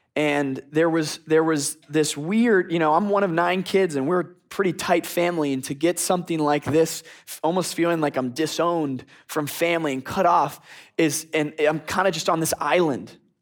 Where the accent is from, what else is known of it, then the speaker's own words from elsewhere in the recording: Philadelphia, Pennsylvania, United States; also born or lived in Boston; now in Texas, United States; I'm from the northeast. I'm from Philadelphia. I'm used to snowstorms